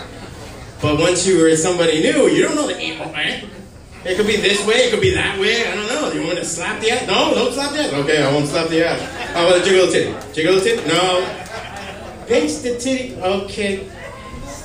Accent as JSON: {"language": "English", "town": "Hialeah", "region": "Florida", "country": "United States", "said": "I'm from Hialeah."}